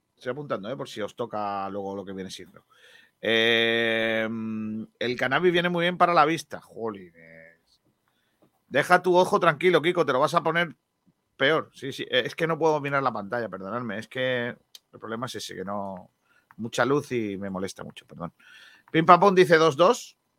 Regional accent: Rincón de la Victoria, Andalusia, Spain

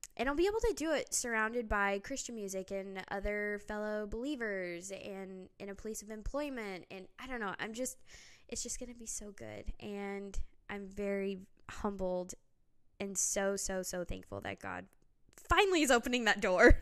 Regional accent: Phoenix, Arizona, United States; moved away as an adult; now in Tennessee, United States; growing up in the West, Southwest, I mean, you walk outside, especially in Arizona, in Phoenix

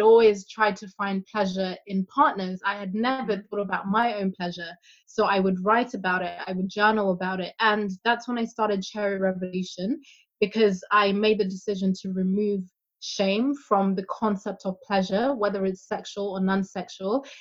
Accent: Zimbabwe; I'm African, I'm from Zimbabwe

